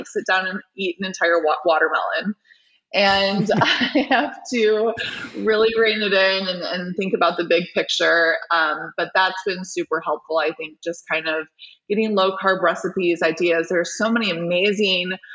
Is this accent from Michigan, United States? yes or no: yes; Michigan, United States; the Children's Hospital of Michigan, which is my home state